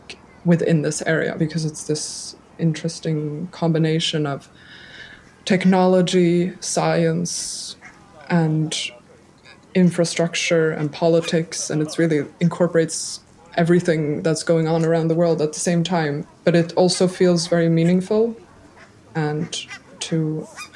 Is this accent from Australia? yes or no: no; a small suburb outside of Stockholm, Stockholm County, Sweden; now in Brussels, Belgium; I'm from Sweden, but with a Dutch mother as well. So I grew up in a small suburb outside of Stockholm in the nature